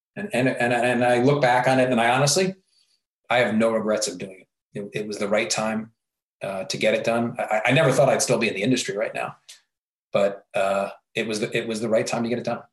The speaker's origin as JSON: {"language": "English", "area": "New York area", "region": "Northeast", "country": "United States", "moved": "as an adult", "said": "I was from the New York area."}